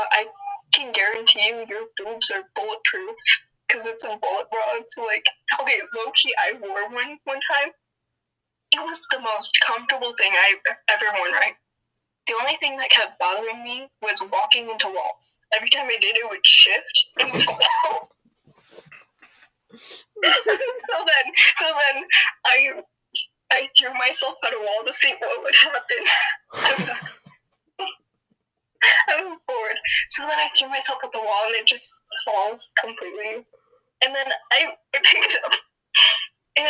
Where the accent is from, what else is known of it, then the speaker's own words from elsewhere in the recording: Portage, Michigan, United States; I was born in Portage